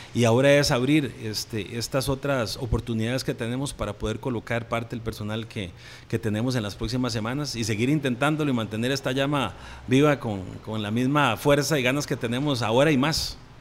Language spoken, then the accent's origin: Spanish; Santa Rosa de Oreamuno, Cartago, Costa Rica; Mi familia es de Cartago, nosotros somos de allá, de Santa Rosa de Oremuno, y somos productores también.